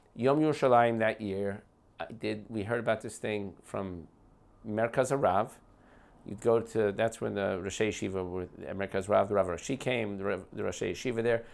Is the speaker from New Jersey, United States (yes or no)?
yes; West Orange, New Jersey, United States; moved away as an adult; now in Beit Shemesh, Israel; I grew up in West Orange, New Jersey.